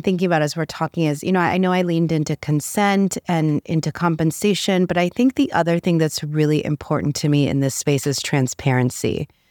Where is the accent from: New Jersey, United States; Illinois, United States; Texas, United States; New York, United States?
New York, United States; New York City; now in Beverly Hills, United States; I was this little girl growing up in the Bronx who somehow wound up living in Beverly Hills